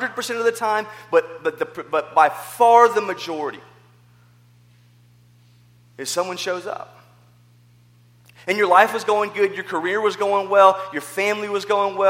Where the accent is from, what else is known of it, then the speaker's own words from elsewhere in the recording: the South, United States; growing up in the South